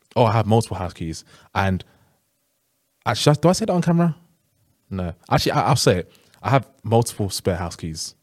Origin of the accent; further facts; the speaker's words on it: Uganda; I'm from Uganda